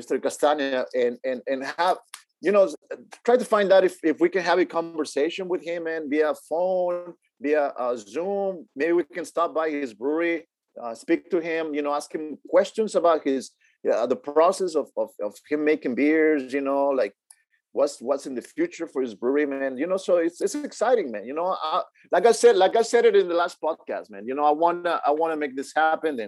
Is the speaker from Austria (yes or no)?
no; Mexico; moved away; Growing up in Mexico